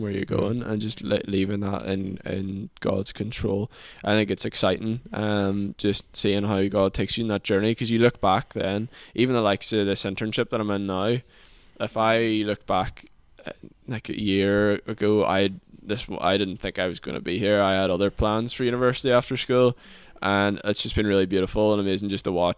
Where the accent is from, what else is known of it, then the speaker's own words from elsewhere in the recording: Lifford, Ulster, Ireland; living and growing up in Donegal